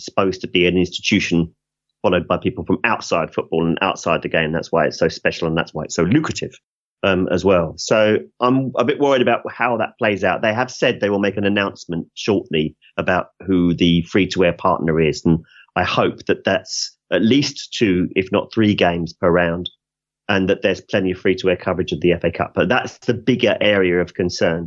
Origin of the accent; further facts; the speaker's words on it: England, United Kingdom; we're English